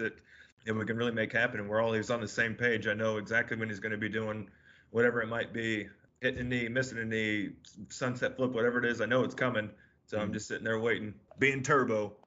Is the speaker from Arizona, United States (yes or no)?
no; Chicago, Illinois, United States; also born or lived in San Diego area, California; now in Louisville, United States; me being from the Chicago area